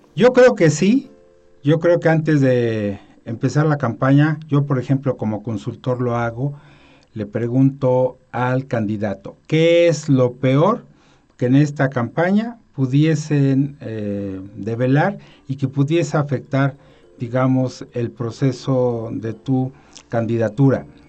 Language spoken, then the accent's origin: Spanish; Mexico; como la mexicana, de donde soy eh, originario